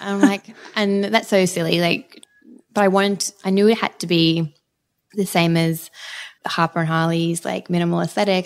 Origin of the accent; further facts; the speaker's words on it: Brisbane, Queensland, Australia; moved away as an adult; now in Sydney, Australia; I grew up in Brisbane